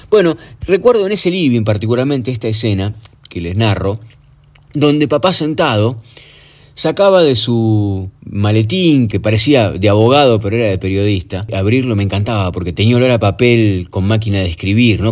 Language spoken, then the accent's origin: Spanish; Argentina; en la época en la que nací, regía en la Argentina el peso moneda nacional